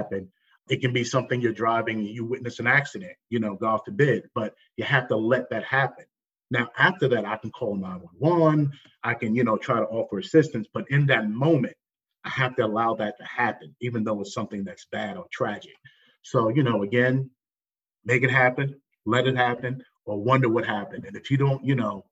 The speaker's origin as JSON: {"language": "English", "town": "Jersey City", "region": "New Jersey", "country": "United States", "tie": "born or raised there", "said": "growing up where I grew up, Jersey City, New Jersey"}